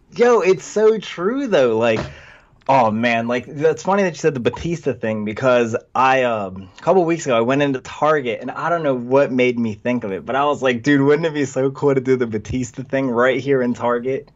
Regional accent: Vineland, New Jersey, United States; a little place called Vineland, New Jersey

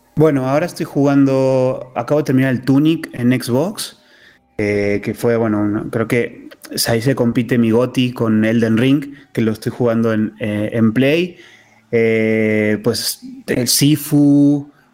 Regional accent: Córdoba, Argentina; moved away; Yo, soy originario de Córdoba, Argentina

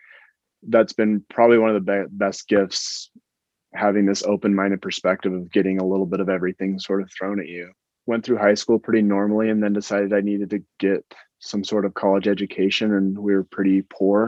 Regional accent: Utah, United States; I grew up in Utah

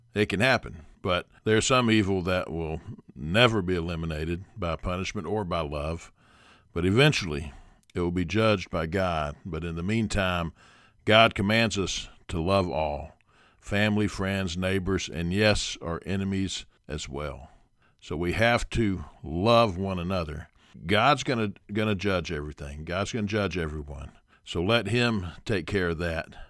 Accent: United States

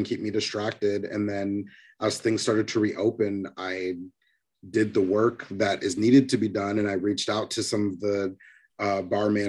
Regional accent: Seattle, Washington, United States; moved away as an adult; also born or lived in California; now in New York, United States; I am originally from Seattle, Washington. I grew up there

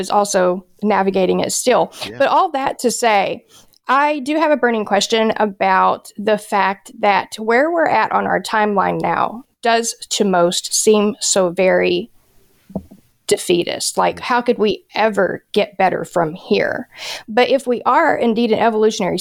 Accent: United States; as an American who just wants to live day to day

